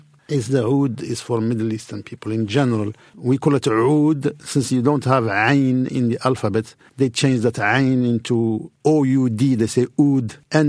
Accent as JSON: {"language": "English", "town": "Casablanca", "region": "Casablanca-Settat", "country": "Morocco", "tie": "born or raised there", "second_language": "English", "said": "Well, I grew up in Casablanca. There is no Humphrey Bogart there. It's just a city near the ocean."}